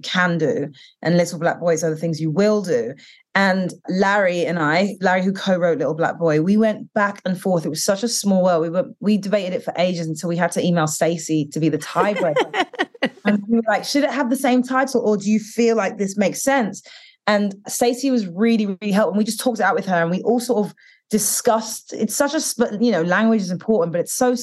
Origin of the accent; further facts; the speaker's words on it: United Kingdom; now in United States; growing up in the UK and being Black British and Caribbean, and then coming here